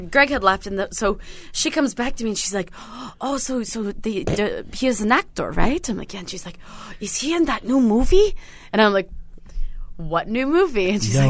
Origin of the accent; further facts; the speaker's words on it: Portland, Oregon, United States; we're from Portland, Oregon